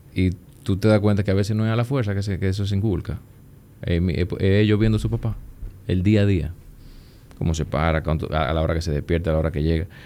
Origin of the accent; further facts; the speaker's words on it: Puerto Plata, Dominican Republic; moved away as an adult; now in Santo Domingo, Dominican Republic; Yo, yo soy de Puerto Plata. Yo vengo de Puerto Plata, entro a Unive.